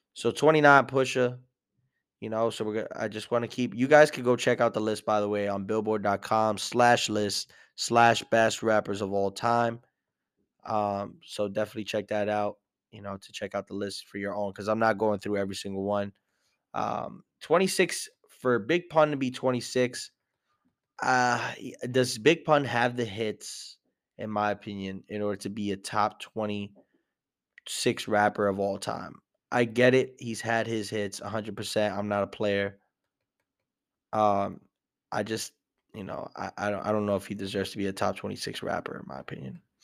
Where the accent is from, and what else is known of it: New York City, New York, United States